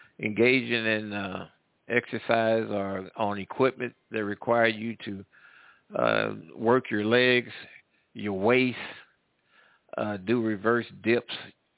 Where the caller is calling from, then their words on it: Midwest, United States; I'm calling from the Midwest.